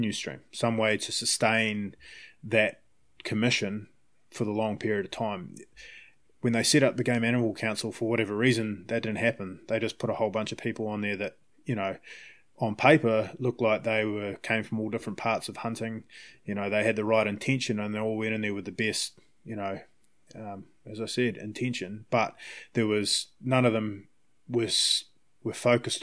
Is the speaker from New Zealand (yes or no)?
yes; Palmerston North, Manawatū-Whanganui, New Zealand; now in Vancouver, Canada; I grew up in Palmerston North.